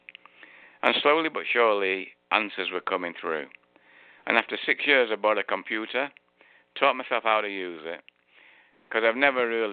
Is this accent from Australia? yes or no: no; Manchester, North West England, United Kingdom; moved away; I was born in Manchester just after, well, during the end of the Second World War.